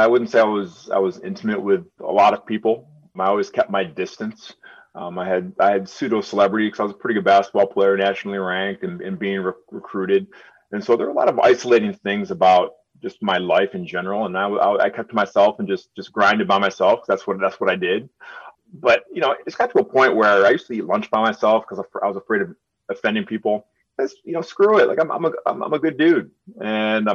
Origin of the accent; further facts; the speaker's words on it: Birmingham, Michigan, United States; I grew up in Birmingham and I spoke the way I spoke.